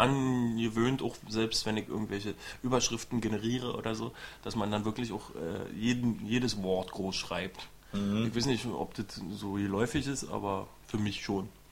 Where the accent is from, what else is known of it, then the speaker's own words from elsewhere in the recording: East Germany, Germany; ich bin ja selber Ossi